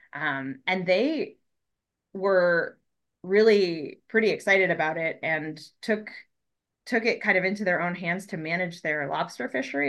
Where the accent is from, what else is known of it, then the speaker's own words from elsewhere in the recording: Colorado, United States; moved away; also born or lived in Florida; I grew up in Colorado